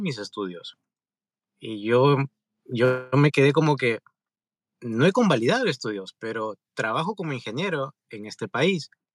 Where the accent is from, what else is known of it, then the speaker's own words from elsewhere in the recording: Peru; moved away as an adult; now in California, United States; soy de Perú. En pocas palabras, vine terminando la carrera aquí a California, Estados Unidos